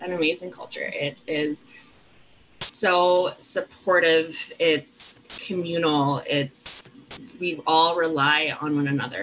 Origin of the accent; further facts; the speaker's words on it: Calgary, Alberta, Canada; I grew up in Calgary and I grew up in the Southwest